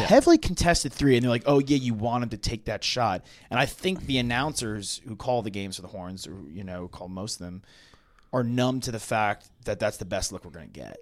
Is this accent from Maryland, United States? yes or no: no; Long Island, New York, United States; I grew up in New York